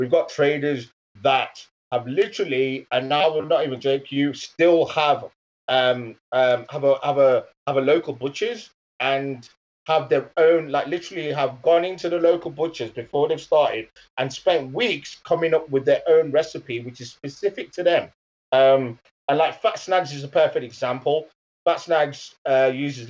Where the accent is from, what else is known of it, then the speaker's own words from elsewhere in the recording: Leicester, East Midlands, United Kingdom; moved away as an adult; also born or lived in Birmingham; Leicester, which is my hometown. But I've spent university and my working life in Birmingham.